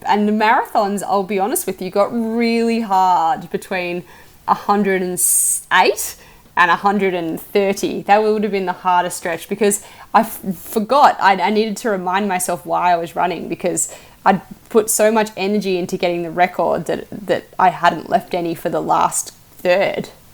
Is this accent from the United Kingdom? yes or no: no; Australia; as an Australian who's I, I, grew up in the bush